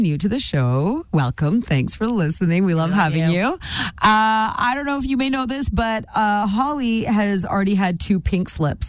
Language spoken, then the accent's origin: English; Nanaimo, British Columbia, Canada; moved away; I'm from Nanaimo